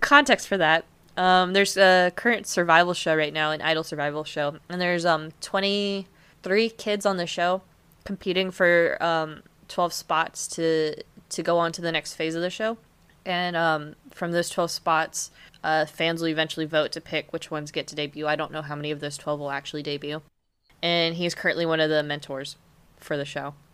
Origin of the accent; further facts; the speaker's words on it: United States; accent: American; my family in Germany makes so much fun of me because of my American